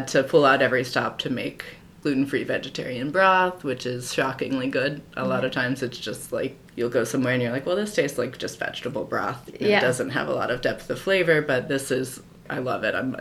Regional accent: Cincinnati, Ohio, United States; moved away as an adult; also born or lived in Japan / Kentucky; now in Columbus, United States; I'm from Cincinnati

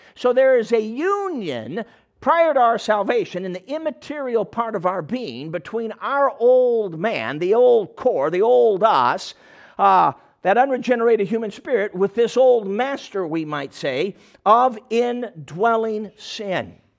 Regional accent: Chicago, Illinois, United States; I'm a Chicago kid. I grew up in Chicago

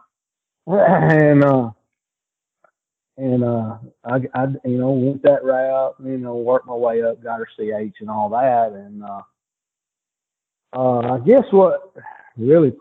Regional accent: Northwest Tennessee, United States; I live here in Northwest Tennessee, right in the heart of, duck country

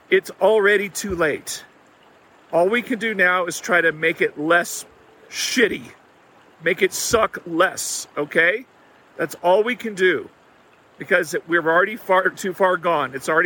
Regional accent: Texas, United States; I grew up in Texas

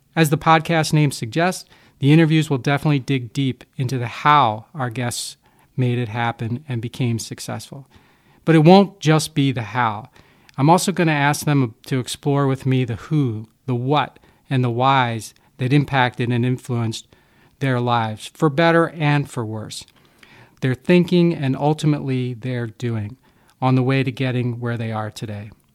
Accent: Havertown, Pennsylvania, United States; moved away as an adult; now in Milwaukee, United States; I was born and raised in Havertown, Pennsylvania, which is a small working class suburb of Philadelphia

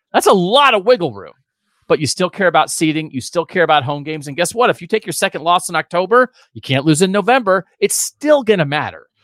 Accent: Pennsylvania, United States; now in Columbus, United States; I'm also from Pennsylvania

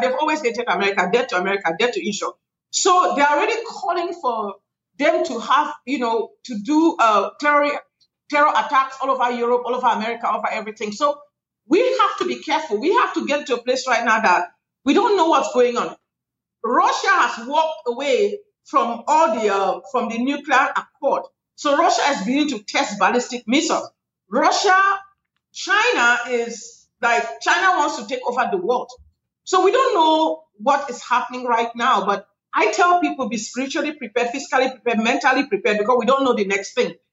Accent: Cameroon; now in United States; I come from Cameroon, West Africa. That's where I am from originally. My country has had a civil war

